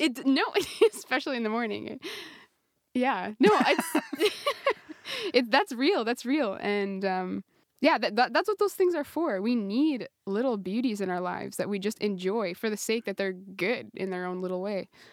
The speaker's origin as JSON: {"language": "English", "country": "Canada", "moved": "as an adult", "lives_now": "Italy", "said": "we have Tim Hortons, Tim Hortons up in Canada"}